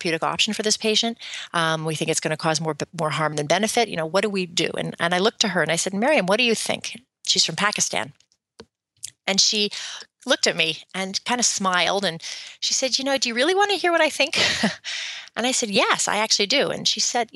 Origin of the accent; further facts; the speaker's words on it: Canada; now in United States; I'm from Canada